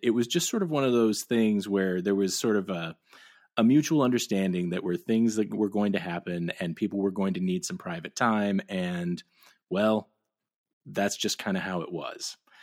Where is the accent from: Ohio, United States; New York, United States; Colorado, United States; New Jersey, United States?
Ohio, United States; moved away as an adult; My, my little family has picked up and moved back to my hometown